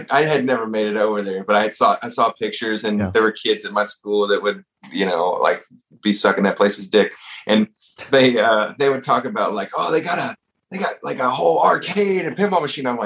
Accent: the South, United States; growing up in the South, and you

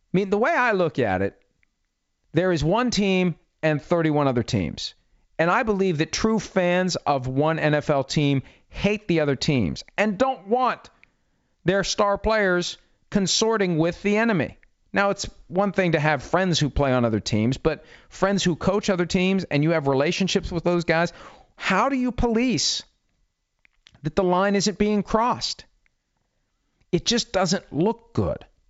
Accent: Wheeling, West Virginia, United States; I grew up in Wheeling, West Virginia, sixty miles from Pittsburgh.

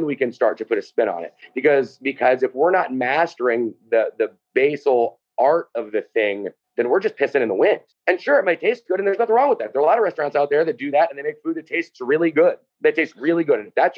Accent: Midwest, United States; And it's very similar to kind of my growing up in the Midwest, right?

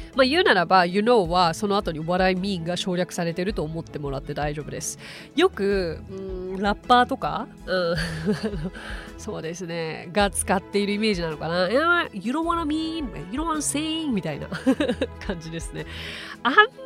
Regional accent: Japan; also born or lived in United States; I'm from Japan

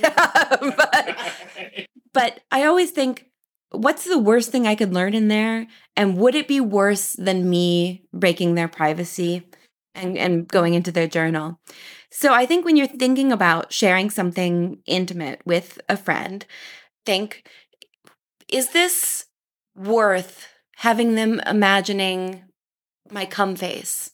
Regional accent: Kansas, United States; now in Paris, France; I was born in Kansas

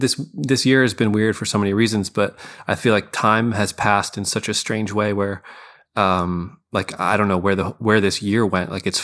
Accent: Scranton, Pennsylvania, United States; now in Philadelphia, United States; Yeah. I'm a South Scranton. Yeah. I live in Philly, but I still claim, you know, I'm from Scranton.

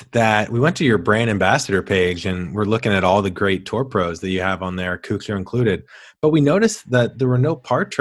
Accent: St. Louis, Missouri, United States; moved away; I'm from St. Louis originally

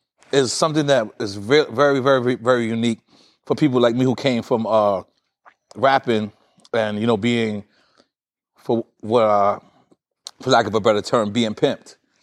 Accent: New York, United States; I'm from New York.

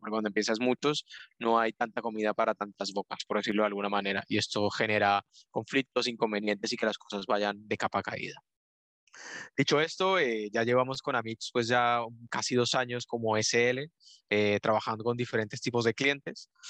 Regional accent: Colombia; moved away as an adult; now in Spain; yo soy de Colombia. Ya llevo aquí en, España viviendo un poco más de, cinco años

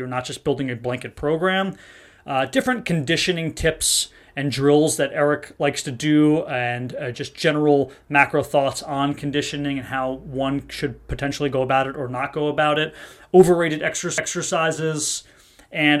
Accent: Kenilworth, New Jersey, United States; I'm from a small town called Kenilworth. It's in Union County.

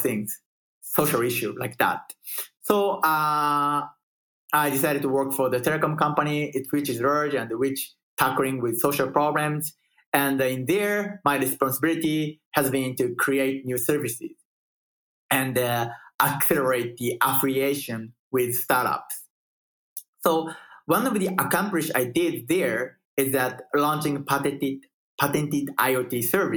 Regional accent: Japan; moved away as an adult; now in Austin, United States; I'm coming from Japan

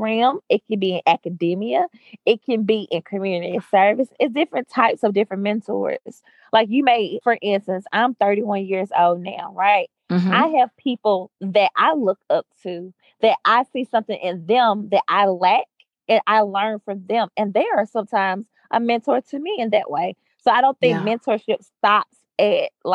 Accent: Jackson, Mississippi, United States; Born and raised in Jackson, Mississippi. I went to Jackson Public Schools here

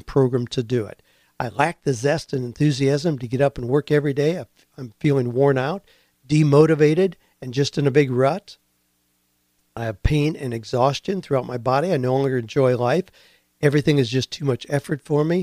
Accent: United States; moved away; I grew up in the Amish community where you build a dawdy house

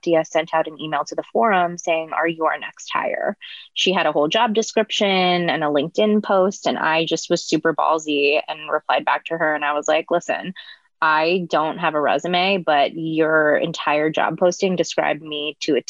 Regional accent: Northern California, United States; moved away as an adult; also born or lived in New York City; I was born and raised in Northern California, came to New York City for college

